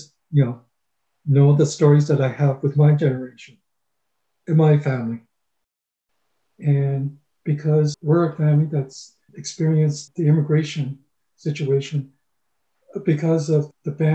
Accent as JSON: {"language": "English", "town": "Toronto", "region": "Ontario", "country": "Canada", "tie": "born or raised there", "also_born_or_lived": "Brampton / Scarborough", "said": "we moved from Brampton to Scarborough, and then from Scarborough to Toronto. And it wasn't until when we moved to Toronto and I was in grade three"}